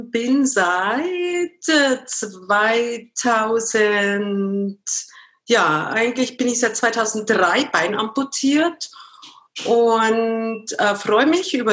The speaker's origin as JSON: {"language": "German", "town": "Munich", "region": "Bavaria", "country": "Germany", "tie": "born or raised there", "said": "Ich bin ein Münchner Kindl, genau."}